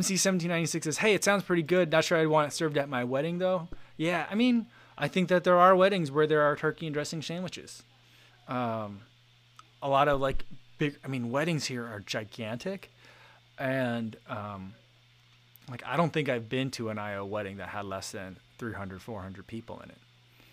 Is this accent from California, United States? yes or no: no; New Jersey, United States; now in Iowa, United States; We had a dish growing up in New Jersey.